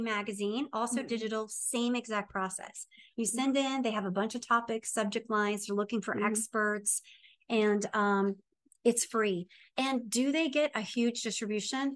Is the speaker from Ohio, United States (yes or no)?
yes; Ohio, United States; I'm from Ohio, it's known for um, fighting and moonshine